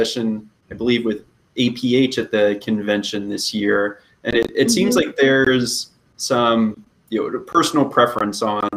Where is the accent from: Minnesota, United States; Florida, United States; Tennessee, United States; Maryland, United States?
Maryland, United States; growing up in public schools in the state of Maryland